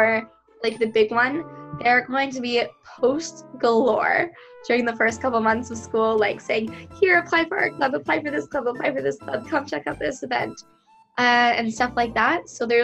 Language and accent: English; Vancouver, British Columbia, Canada; I'm from Vancouver.